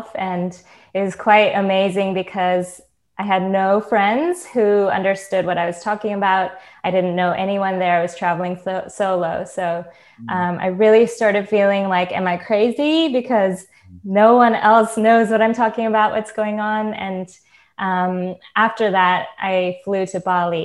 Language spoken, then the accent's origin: English; California, United States; moved away as an adult; also born or lived in Singapore / Japan; I was born in Singapore, lived in Japan for a few years, grew up in California, and I left California to travel the world 3 years ago